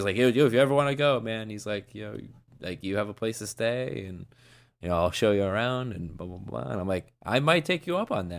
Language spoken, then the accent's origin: English; United States; I'm the American version of him.